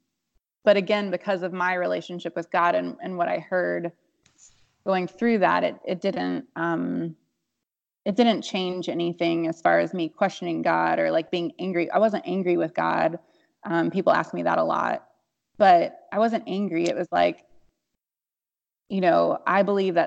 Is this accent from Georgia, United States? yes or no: yes; Atlanta, Georgia, United States; I grew up in Atlanta, Georgia, and it's like, you know, conservative Bible Belt South